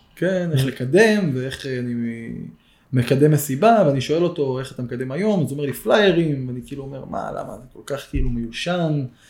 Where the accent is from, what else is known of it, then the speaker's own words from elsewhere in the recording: Eilat, Southern District, Israel; moved away as an adult; now in Kfar Sirkin, Israel; במקור גדלתי באילת